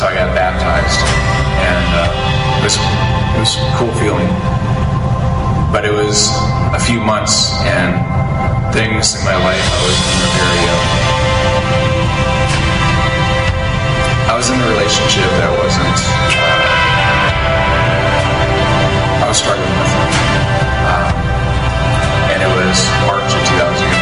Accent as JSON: {"language": "English", "town": "Brook Park", "region": "Minnesota", "country": "United States", "tie": "born or raised there", "also_born_or_lived": "Hinckley, Minnesota", "said": "grew up in for 7 years in a small town, Brook Park, and then we moved to the bigger town of Hinckley, all of 900 people."}